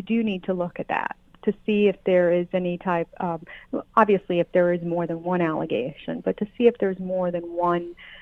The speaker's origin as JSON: {"language": "English", "country": "United States", "tie": "born or raised there", "also_born_or_lived": "Colombia", "said": "have been blessed to be here since I was 2 years old. I don't know any other country as my country where I've grown up."}